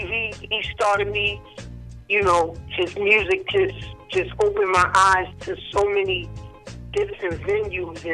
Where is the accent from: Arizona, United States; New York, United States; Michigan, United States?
New York, United States; New York City; also born or lived in Connecticut; I'm from Brooklyn